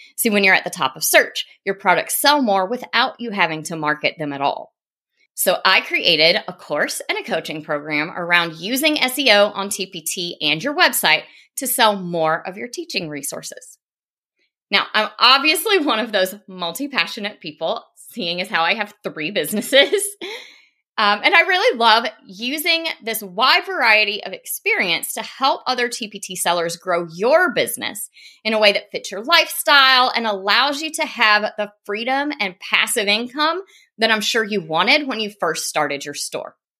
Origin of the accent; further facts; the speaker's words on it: South Carolina, United States; accent: Southern; moved away as an adult; now in Nashville, United States; I grew up in South Carolina